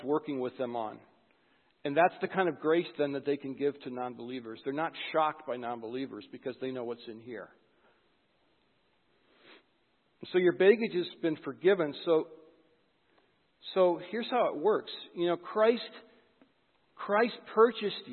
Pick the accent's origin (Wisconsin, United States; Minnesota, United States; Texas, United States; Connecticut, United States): Minnesota, United States; White Bear Lake; I'm from White Bear Lake